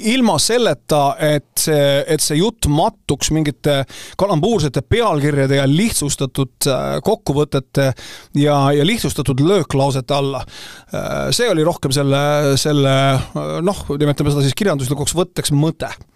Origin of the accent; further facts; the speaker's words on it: Tallinn, Harju County, Estonia; moved away as an adult; Tallinn on minu sünnilinn